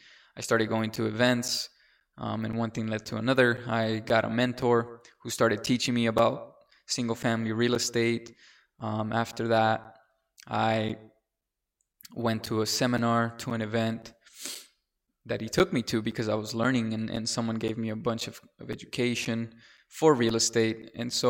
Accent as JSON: {"language": "English", "country": "Mexico", "moved": "yes", "said": "I came from Mexico. I was selected to a charter school."}